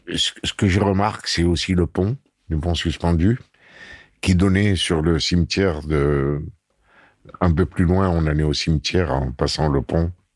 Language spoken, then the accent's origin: French; Constantine, Constantine Province, Algeria; C'est Constantine, ma ville natale.